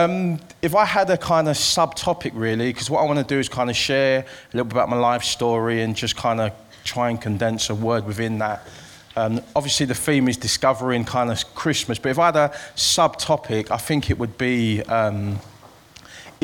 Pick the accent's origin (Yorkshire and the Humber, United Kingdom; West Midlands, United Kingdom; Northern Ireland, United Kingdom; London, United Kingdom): London, United Kingdom; I'm from East London, as you can hear from this accent. I grew up in the East End of London